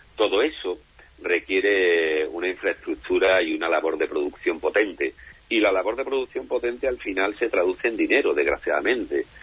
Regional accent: Andalusia, Spain; yo soy lo que denominamos en nuestra bendita tierra Andalucía un jartible

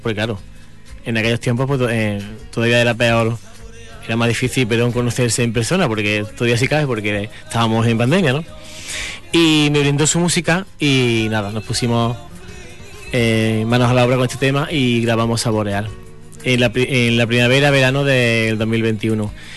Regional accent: Fernán Núñez, Andalusia, Spain; soy de Fernández Núñez, no soy de la Capital

